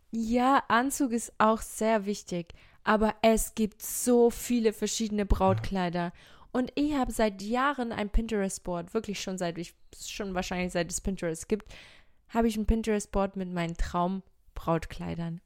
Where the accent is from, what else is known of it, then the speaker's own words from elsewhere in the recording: Portugal; now in Germany; in Portugal, da wo ich herkomme